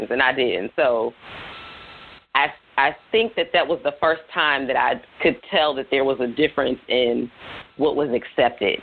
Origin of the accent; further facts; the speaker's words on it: the South, United States; also born or lived in the North (US); I was born in the North and moved to the South